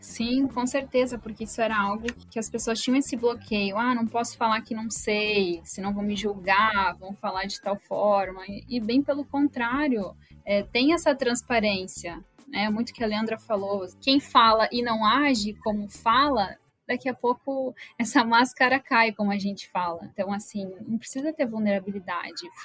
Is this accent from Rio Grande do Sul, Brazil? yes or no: yes; Horizontina, Rio Grande do Sul, Brazil; moved away as an adult; now in Rio de Janeiro, Brazil; Eu sou de Horizontina, do Rio Grande do Sul, então sou gaúcha